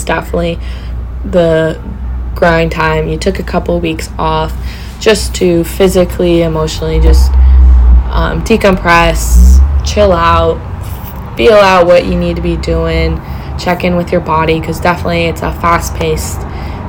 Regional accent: California, United States; moved away as an adult; also born or lived in Humboldt; now in Portland, United States; growing up in California

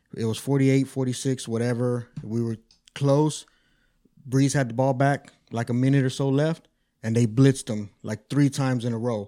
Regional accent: Austin, Texas, United States; also born or lived in California; I'm from Austin. I've been born and raised

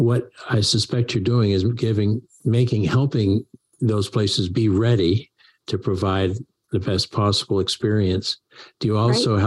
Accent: Maine, United States; growing up in Maine

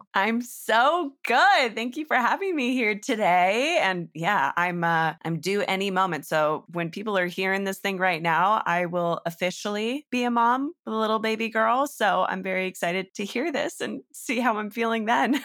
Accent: Northern California, United States; I'm from Northern California, just north of San Francisco

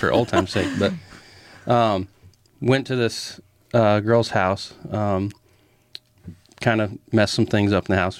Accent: Grand Island, United States; I was born and raised in Gren Island.

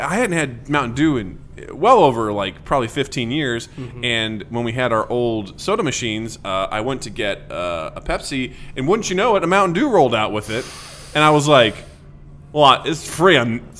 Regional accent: Missouri, United States; born or raised there

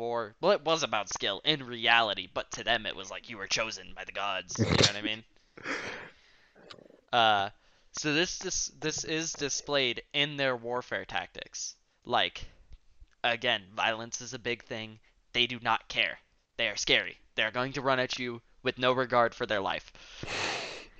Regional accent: New Mexico, United States; They thought that I was from Mexico. And I was like, no, New Mexico

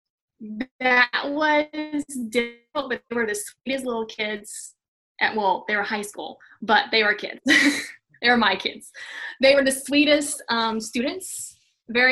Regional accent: Alabama, United States; moved away as an adult; now in Atlanta, United States; I mainly grew up just doing theater. There's not really film in Alabama

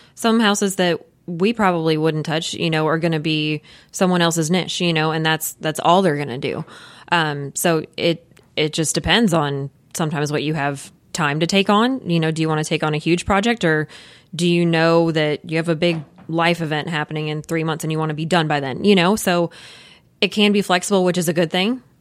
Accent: Louisville, Kentucky, United States; we, we are both from Louisville. I've lived here my whole life

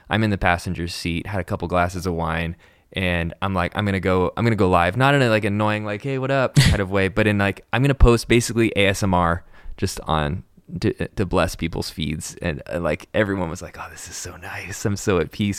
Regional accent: Encinitas, California, United States; interned at a record label in Encinitas, my hometown

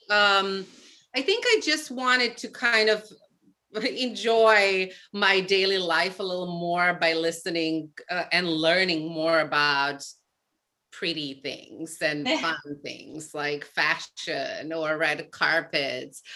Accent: Serbia; moved away as an adult; now in New York City, United States; I was born in Serbia

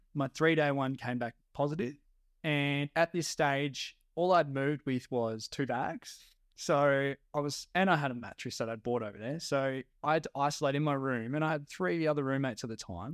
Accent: Geraldton, Western Australia, Australia; now in Perth, Australia; I moved away from my hometown, Geraldton

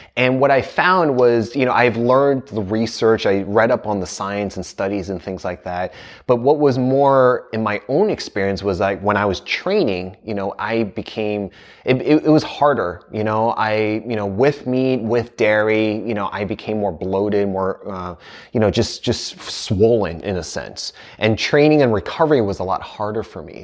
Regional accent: United States; I grew up in the States

